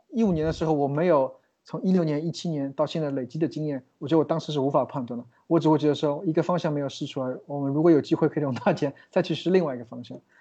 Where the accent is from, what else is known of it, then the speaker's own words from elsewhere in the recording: China; now in New York, United States; 我们中国人在，在美国的话，也有比较多的限制，签证是第一大问题